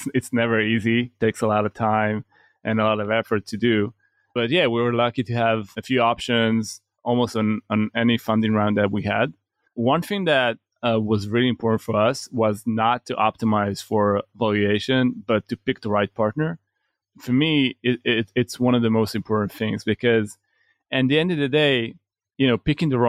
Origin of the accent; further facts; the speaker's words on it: Israel; I'm not sure, you know, what, if it's because we're from Israel or because we're very ambitious as people